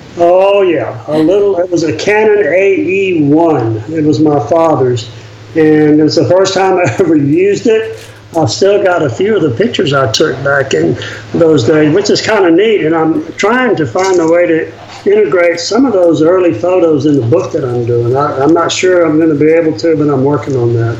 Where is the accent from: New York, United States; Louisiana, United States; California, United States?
Louisiana, United States; I grew up in Louisiana in, in an era and um, in a family that really didn't travel much